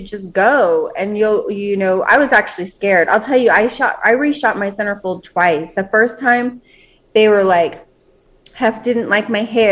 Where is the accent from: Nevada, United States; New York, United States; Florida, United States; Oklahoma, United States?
Nevada, United States; Las Vegas; I was born and raised in Las Vegas.